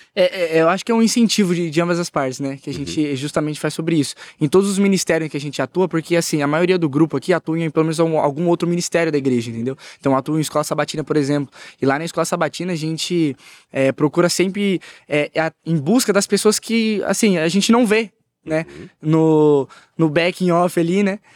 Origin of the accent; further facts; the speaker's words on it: Ribeirão Preto, São Paulo, Brazil; Eu sou de, eu sou nascido em Ribeirão Preto, né? Uhum. Cidade quente pra caramba, aqui perto do interior. E assim, é, eu cresci assim, igreja pequena